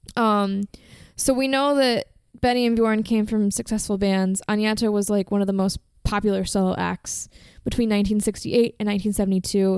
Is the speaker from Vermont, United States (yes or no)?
no; Virginia, United States; I'm American and I'm from Virginia and that's just how we say it.